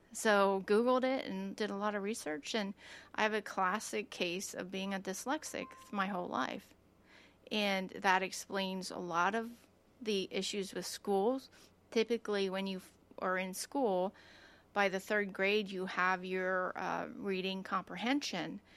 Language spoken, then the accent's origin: English; United States; I grew up in Lancaster County